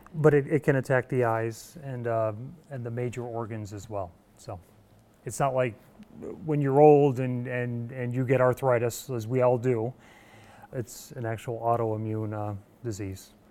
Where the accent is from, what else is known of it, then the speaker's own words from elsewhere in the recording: Evans Mills, New York, United States; now in Mannsville, United States; I grew up on a, a, small dairy farm in Evans Mills